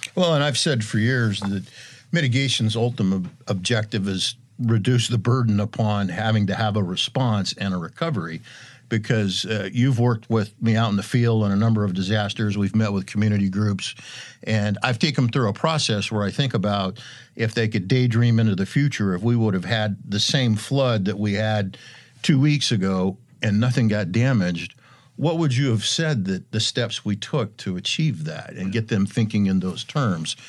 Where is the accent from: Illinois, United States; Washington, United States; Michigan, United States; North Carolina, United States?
Washington, United States; Eastern; I'm from Eastern Washington